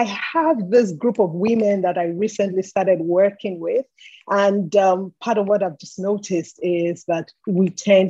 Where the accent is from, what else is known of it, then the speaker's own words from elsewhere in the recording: Nigeria; I'm from Nigeria. I'm based in Nigeria